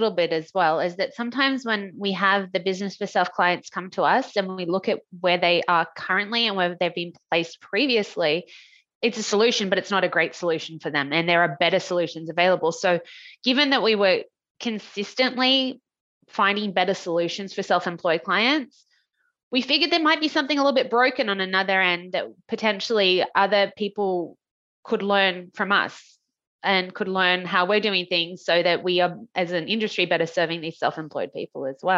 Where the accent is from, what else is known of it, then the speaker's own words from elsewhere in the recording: Australia; I'm from Australia.